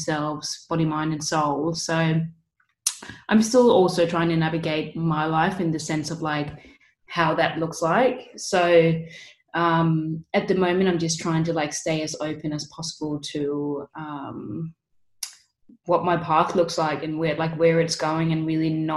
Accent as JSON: {"language": "English", "country": "Denmark", "moved": "as an adult", "lives_now": "Bondi Beach, Australia", "said": "I'm originally from Denmark. I moved down here when I was just 20 years old"}